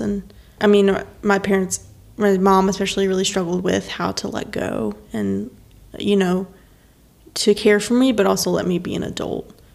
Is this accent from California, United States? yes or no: no; Stanley, North Carolina, United States; moved away as an adult; also born or lived in St. Louis; I am from North Carolina, grew up in Stanley, North Carolina.